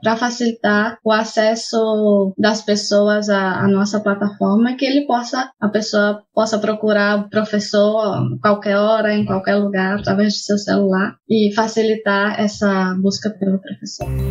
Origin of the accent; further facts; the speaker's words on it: Brazil; moved away as an adult; now in Spain; Eu sou do Brasil, mas atualmente moro na Espanha já faz quase sete anos